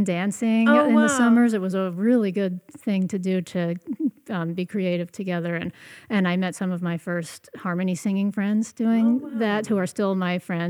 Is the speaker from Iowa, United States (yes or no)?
no; Ocean Grove, New Jersey, United States; now in West Marin, United States; I was born in New Jersey and grew up in New Jersey